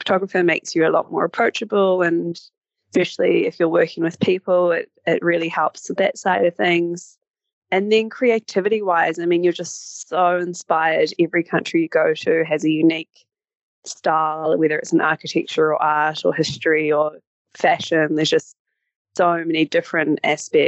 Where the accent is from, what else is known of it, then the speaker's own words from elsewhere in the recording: New Zealand; moved away as an adult; I'm currently based in New Zealand. I'm from New Zealand